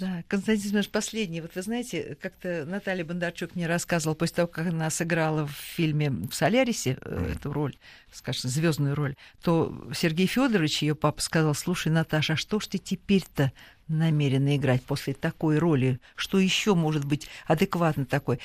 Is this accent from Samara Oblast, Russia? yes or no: no; Moscow, Russia; мы здесь, москвичи